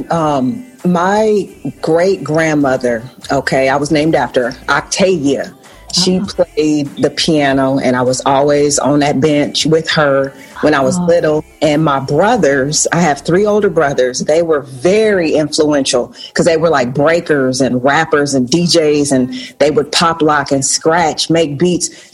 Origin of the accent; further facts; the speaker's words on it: Portland, Oregon, United States; Portland, Oregon.